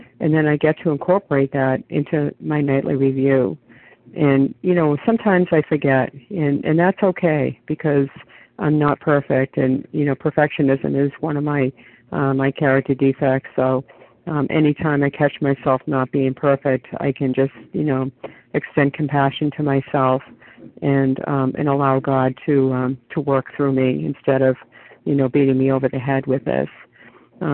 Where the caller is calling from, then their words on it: New Hampshire, United States; compulsive overeater, recovered for today. I'm calling in from New Hampshire this morning.